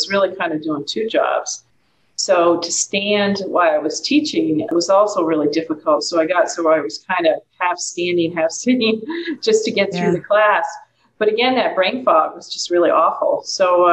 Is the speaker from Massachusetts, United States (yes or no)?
yes; Massachusetts, United States; moved away as an adult; I'm originally from Massachusetts